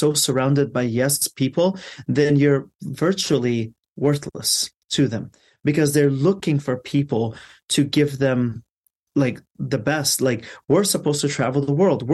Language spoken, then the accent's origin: English; Afghanistan; now in Los Angeles, United States; I'm from Afghanistan.